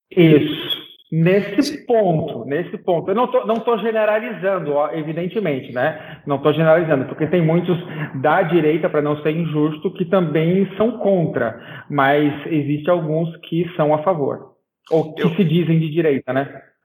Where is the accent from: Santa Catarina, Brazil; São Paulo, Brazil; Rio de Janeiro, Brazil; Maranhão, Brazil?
Santa Catarina, Brazil; eu, por exemplo, sou de Santa Catarina